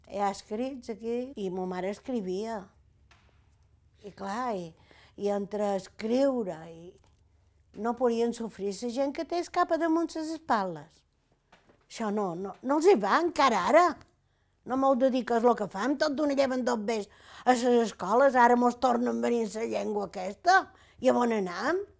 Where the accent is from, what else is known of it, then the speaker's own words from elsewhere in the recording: Capdepera, Balearic Islands, Spain; born there; i vaig néixer, a Cap de Pere, jo.